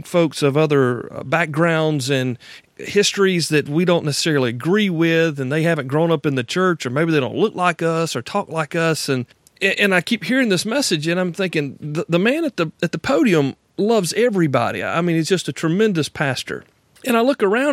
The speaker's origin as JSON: {"language": "English", "region": "Deep South", "country": "United States", "tie": "born or raised there", "said": "I'm from the Deep South, born and raised and still here"}